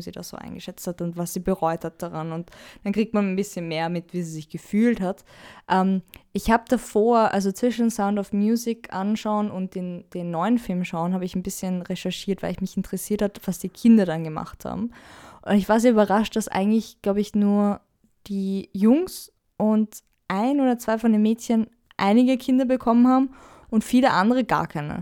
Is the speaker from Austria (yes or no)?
yes; Austria; ich da als Österreicher